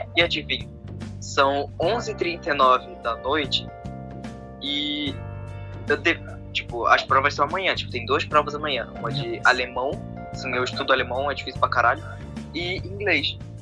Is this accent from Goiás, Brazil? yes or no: no; Rio de Janeiro, Brazil; eu sou carioca